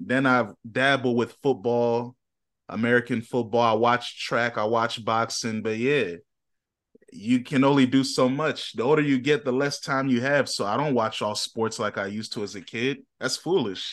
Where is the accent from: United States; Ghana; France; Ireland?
Ghana; I'm a Ghanaian